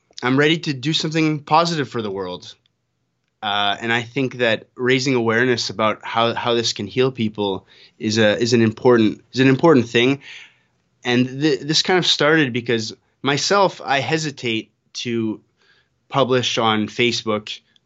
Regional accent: Canada; now in Costa Rica; I'm a Canadian living in Costa Rica.

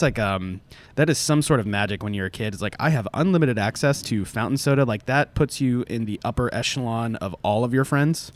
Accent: Orlando, Florida, United States; now in Atlanta, United States; I grew up in Orlando

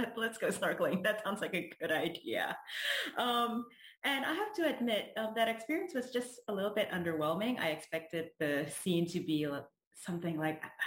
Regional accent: Jakarta, Indonesia; moved away as an adult; also born or lived in Rhode Island, United States; now in United States; I grew up in Jakarta. It's the capital city of Indonesia

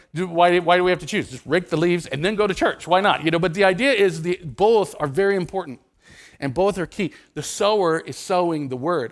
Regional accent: Nebraska, United States; I grew up in Nebraska.

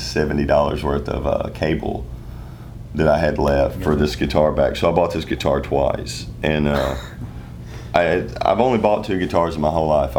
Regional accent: Western Kentucky, United States; I'm from Western Kentucky, home of Merle Travis

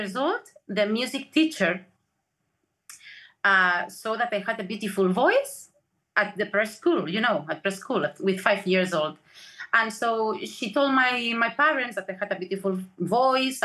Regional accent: Barcelona, Catalonia, Spain; I was born in Barcelona

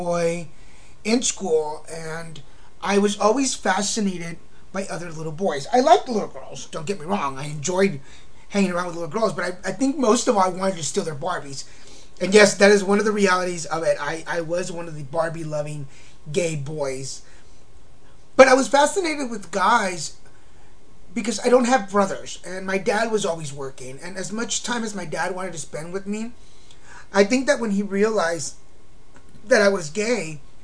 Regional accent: Texas, United States; also born or lived in Mexico; now in Laguna Beach, United States; I was born in Mexico and raised in Texas

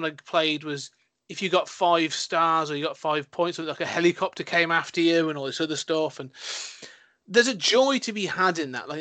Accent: United Kingdom; my British conservatism, my British repression

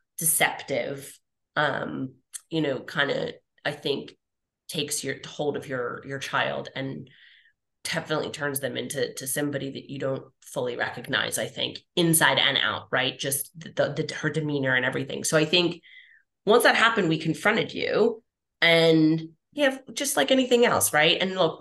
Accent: Philadelphia, Pennsylvania, United States; we like to eat in our family. We're from Philly. Like, we like food.

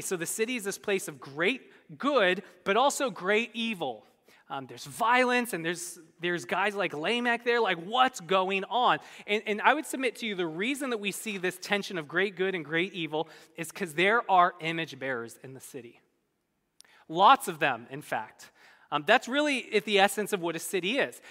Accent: Bay Area, California, United States; moved away as an adult; also born or lived in Midwest; I grew up in the Bay Area

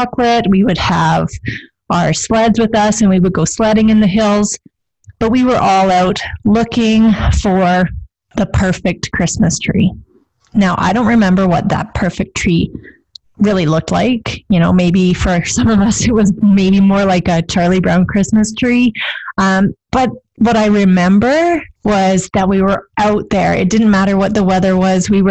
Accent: Pincher Creek, Alberta, Canada; I grew up in Pincher Creek

